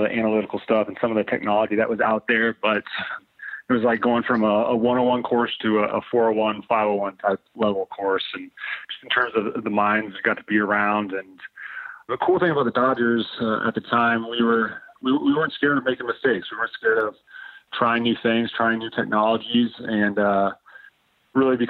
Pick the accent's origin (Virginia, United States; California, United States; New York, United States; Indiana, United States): Indiana, United States; now in Michigan, United States; near where I was born in Indiana